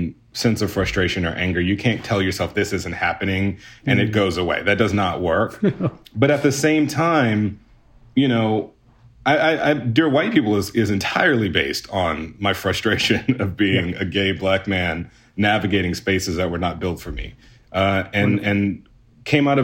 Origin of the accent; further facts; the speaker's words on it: Houston, Texas, United States; I grew up in Houston, Texas